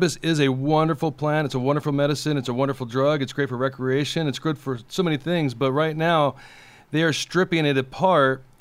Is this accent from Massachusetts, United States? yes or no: no; Huntington Beach, California, United States; I grew up in Huntington Beach